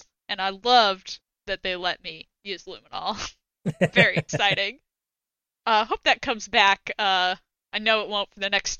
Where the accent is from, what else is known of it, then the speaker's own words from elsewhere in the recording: Boston, Massachusetts, United States; I'm from Boston